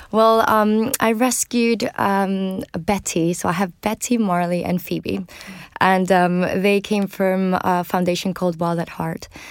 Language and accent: English; Venezuela; moved away; I grew up in Venezuela